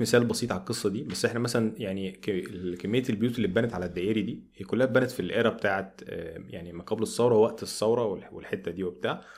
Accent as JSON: {"language": "Arabic", "country": "Egypt", "said": "عندنا في مصر"}